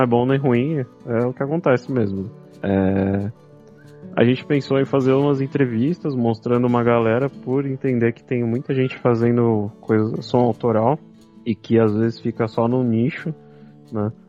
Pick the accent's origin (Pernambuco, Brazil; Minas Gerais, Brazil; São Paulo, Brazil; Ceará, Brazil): São Paulo, Brazil; eu somos aqui de São Paulo, da Zona Leste